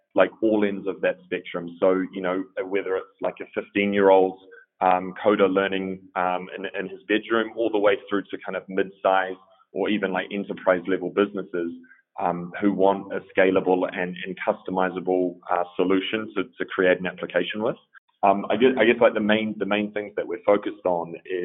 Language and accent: English; New Zealand; moved away as an adult; also born or lived in Melbourne, Australia; now in Berlin, Germany; I grew up in New Zealand